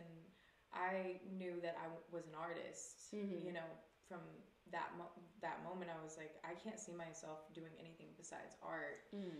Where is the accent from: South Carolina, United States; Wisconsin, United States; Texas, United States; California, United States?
South Carolina, United States; Greenville; now in Los Angeles, United States; I'm from South Carolina, born mm-hmm. and raised in the South. Really small town called Greenville.